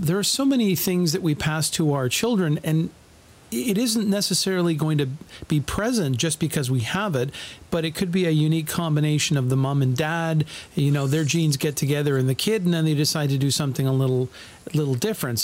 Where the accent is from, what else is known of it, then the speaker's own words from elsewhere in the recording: Canada; part of being Canadian